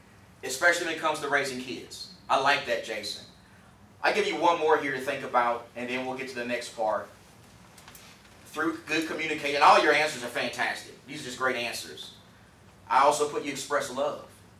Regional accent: Texas, United States; I'm from Texas

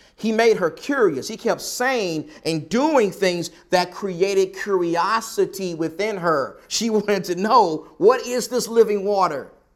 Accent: the South, United States; accent: Southern; I'm someone who was born and raised in the South

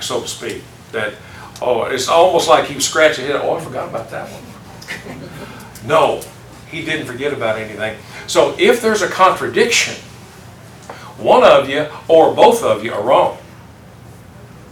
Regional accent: the South, United States; I growing up in the South

